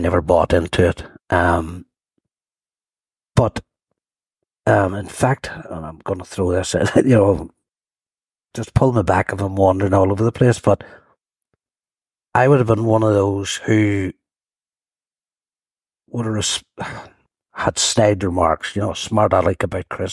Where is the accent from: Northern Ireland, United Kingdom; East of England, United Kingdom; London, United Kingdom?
Northern Ireland, United Kingdom; Lisburn; I'm actually from a small housing estate at Blaris. 38 houses, that's how small it was. Rural housing estate that sat between Hillsborough and Lisburn